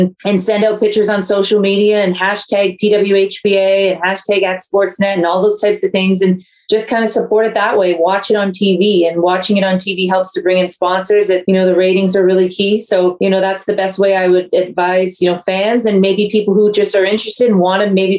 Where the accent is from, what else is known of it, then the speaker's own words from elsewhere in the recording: Ontario, Canada; moved away as an adult; now in Calgary, Canada; I've lived here for almost 17, 18 years, and I'm from Ontario